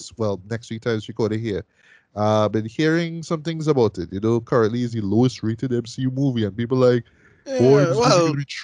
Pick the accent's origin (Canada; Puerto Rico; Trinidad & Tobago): Trinidad & Tobago; Like I'm talking as a Trinidadian.